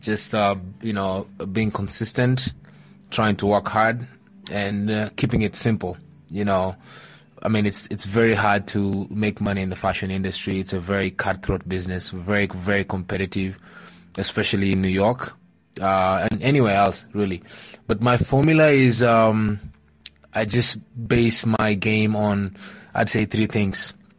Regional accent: Kakamega, Kakamega County, Kenya; also born or lived in Eldoret; No, I'm not. I'm from, I was born in Eldoret, but I'm from Kakamega.

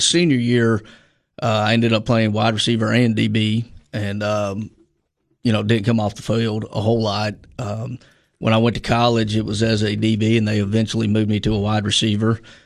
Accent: Little Rock, Arkansas, United States; moved away; born in Little Rock, Arkansas, uh, born and raised

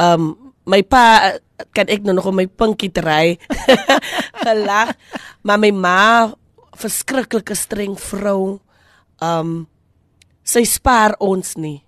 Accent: Kraaifontein, Western Cape, South Africa; moved away; also born or lived in Kuils River / Malmesbury; ons is van Kraaifontein

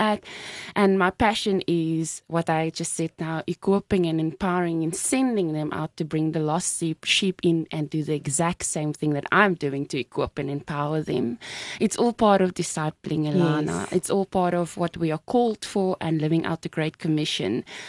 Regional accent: Cape Town, Western Cape, South Africa; I'm 29 years old. I'm originally from Manenberg in the Cape Flats. I'm very proud to say I'm from there

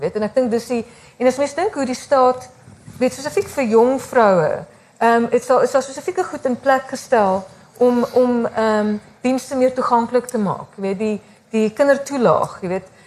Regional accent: South Africa; ons as Suid-Afrikaners is ons opgevoed

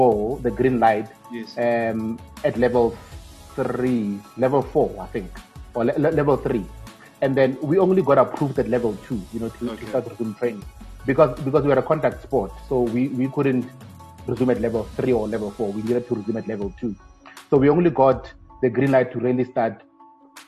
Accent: Rustenburg, North West, South Africa; Born and bred in Rustenburg in the Northwest Province

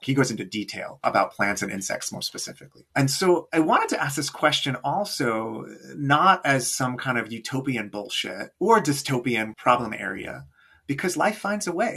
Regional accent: New York, United States; moved away as an adult; also born or lived in Johannesburg, South Africa; now in Milwaukee, United States; I grew up in New York, but moved to Johannesburg in my early 20s and spent six years there.

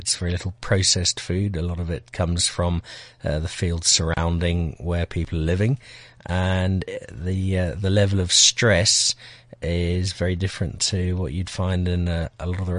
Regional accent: Zimbabwe; also born or lived in Belfast, Northern Ireland; From there to what was then a fairly newly independent Zimbabwe. At the age of four.

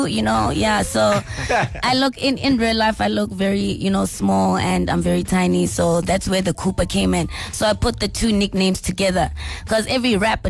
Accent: Mahikeng, North West, South Africa; Literally growing up in Mafikeng, that's all you see. You know, the cyphers everywhere, everyone rapping in Tswana. You know, for us, rapping in Tswana, I feel like it's something that we grew up with.

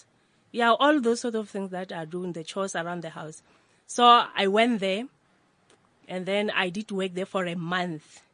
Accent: Limpopo, South Africa; moved away as an adult; now in Johannesburg, South Africa; I grew up at Limpopo, rural areas. Mm. Uh, the name of the place is Ratoge.

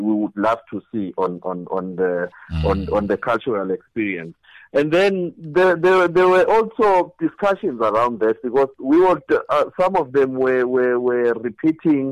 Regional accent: Gert Sibande, Mpumalanga, South Africa; I'm from Khetsibande

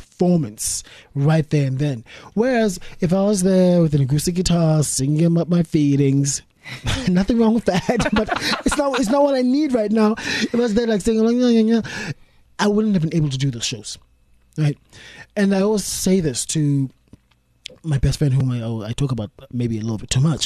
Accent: South Africa; moved away as an adult; now in United Kingdom; I'm a South African in Britain

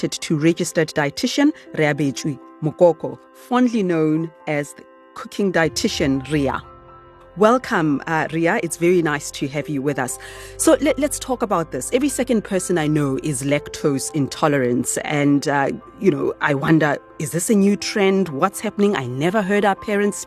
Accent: Soweto, Gauteng, South Africa; Where I grew up in Soweto

